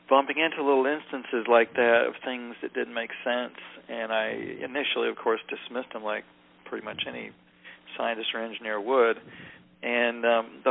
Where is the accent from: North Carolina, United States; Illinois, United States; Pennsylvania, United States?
North Carolina, United States; southern guy growing up in North Carolina back in the 60s and 70s